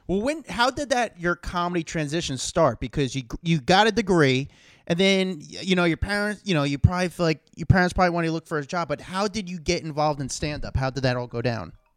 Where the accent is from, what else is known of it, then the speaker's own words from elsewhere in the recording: New York, United States; I'm from New York